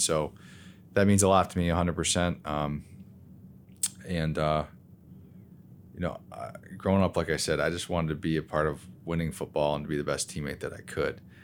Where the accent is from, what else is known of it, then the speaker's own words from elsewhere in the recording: Lowell, Michigan, United States; I grew up in the Lowell, Grand Rapids area, so West Michigan kids